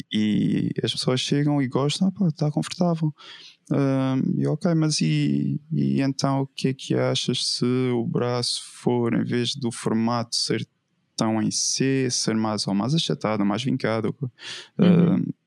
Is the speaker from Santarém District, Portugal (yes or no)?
no; Madeira, Portugal; also born or lived in Évora; eu cresci uh, na Madeira, na Ilha da Madeira, em Portugal, uh, e, e, é onde atualmente vivo